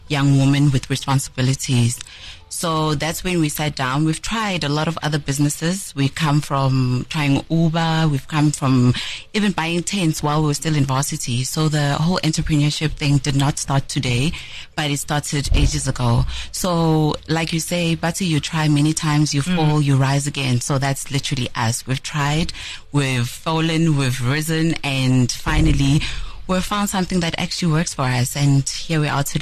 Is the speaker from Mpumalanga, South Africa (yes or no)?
yes; Nelspruit, Mpumalanga, South Africa; moved away; also born or lived in Cape Town; is a, a young woman um, who is born and bred in Nelspruit. Um, I furthered my studies in Cape Town